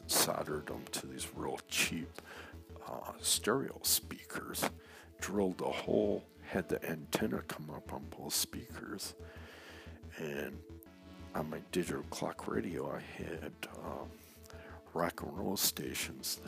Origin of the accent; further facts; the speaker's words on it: Saginaw, Michigan, United States; also born or lived in East Lansing, Michigan; Started a band back in my hometown, Saginaw, Michigan